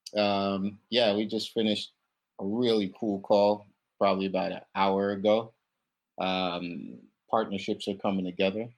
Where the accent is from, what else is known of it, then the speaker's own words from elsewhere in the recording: Kingston, Jamaica; moved away as an adult; now in United States; I'm from Kingston, Jamaica originally